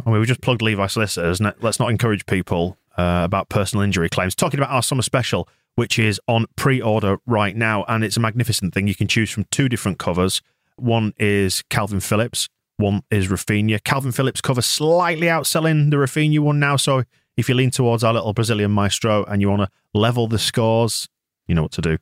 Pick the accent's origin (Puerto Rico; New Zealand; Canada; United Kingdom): United Kingdom; England; as an Englishman